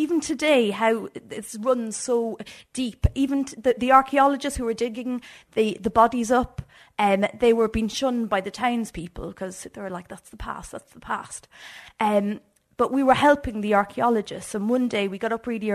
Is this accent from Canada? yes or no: no; Ireland; as like an Irish country girl